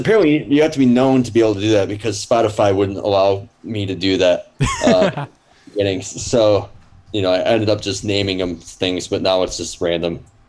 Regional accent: Detroit, Michigan, United States; I say as a musician, I'm from Detroit just because it's easier. I mean, I'm right on the border of Detroit.

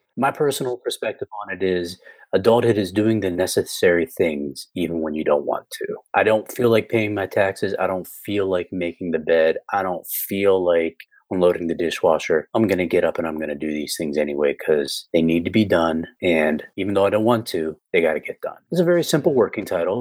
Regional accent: United States

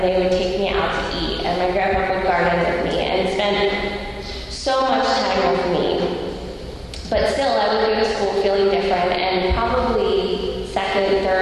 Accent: Lansdale, Pennsylvania, United States; also born or lived in Upper Gwynedd, Pennsylvania; And I grew up in Lansdale and Upper Gwinnett, and so like fully in the area

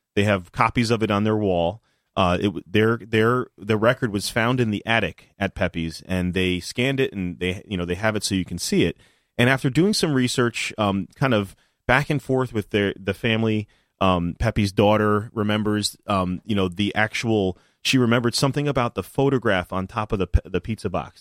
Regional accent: New Haven, Connecticut, United States; I grew up in New Haven

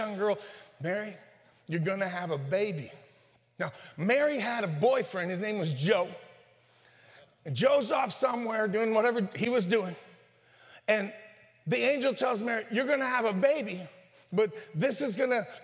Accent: northern Mexico, Mexico; I'm from the Norte de Mexico.

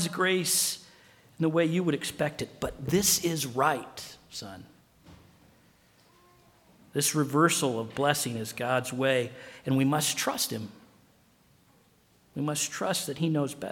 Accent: Illinois, United States; now in Spokane, United States; I was from Illinois

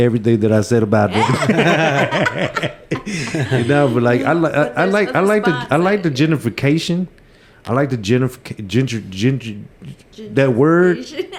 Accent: Dallas, Texas, United States; I come from the Oakcliff area.

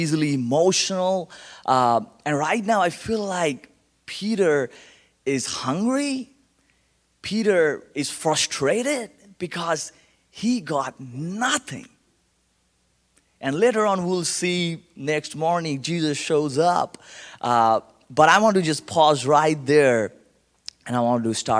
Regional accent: Kolkata, West Bengal, India; accent: Indian; English is a second language; now in Colorado Springs, United States; born and raised in India

